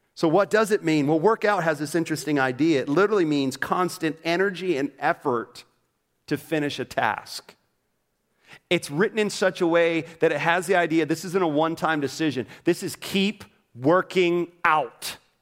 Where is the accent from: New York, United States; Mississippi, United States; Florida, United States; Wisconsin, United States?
Florida, United States; Orlando; moved away; I grew up in Orlando, Florida.